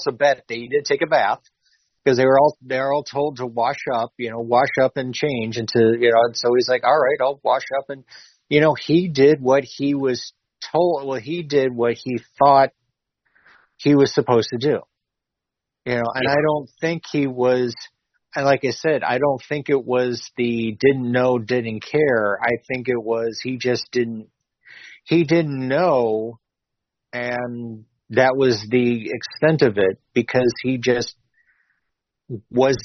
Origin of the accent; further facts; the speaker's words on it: New York, United States; also born or lived in South Georgia; I'm being from New York